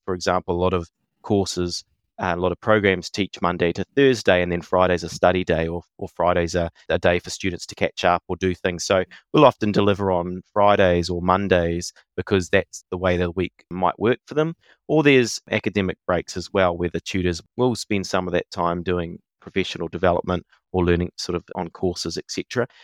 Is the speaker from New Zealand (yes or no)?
yes; New Zealand; I'm non-Māori, but I see myself as a Kiwi, as a New Zealander